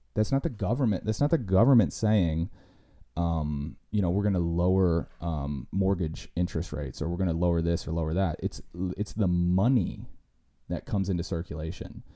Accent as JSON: {"language": "English", "country": "United States", "said": "we as American citizens"}